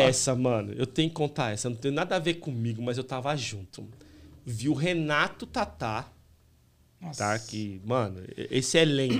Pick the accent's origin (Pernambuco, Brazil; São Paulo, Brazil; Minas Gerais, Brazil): São Paulo, Brazil; also born or lived in Santana, São Paulo / Águas de São Pedro; Eu nasci em Santana, mas em 83 a gente foi para Itaquera, Coab 2.